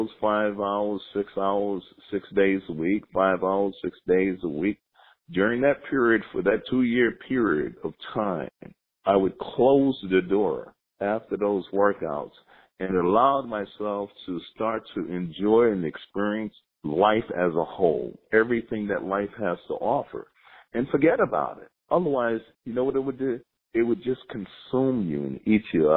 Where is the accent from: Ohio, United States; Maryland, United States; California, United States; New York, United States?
New York, United States; New York City; as a young person growing up in Brooklyn